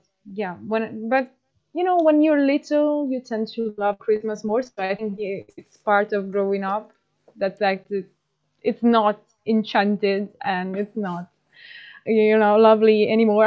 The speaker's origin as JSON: {"language": "English", "country": "Italy", "said": "from Italy"}